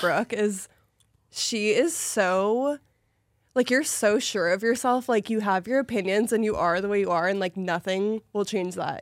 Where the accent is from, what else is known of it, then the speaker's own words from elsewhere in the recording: Portland, Oregon, United States; also born or lived in Hawaii; now in Los Angeles, United States; I grew up in Portland